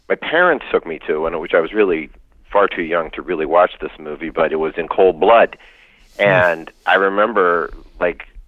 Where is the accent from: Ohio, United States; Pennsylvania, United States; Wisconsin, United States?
Pennsylvania, United States; near Lake Wallenpaupack; I was raised near Lake Wallenpaupack in Pennsylvania.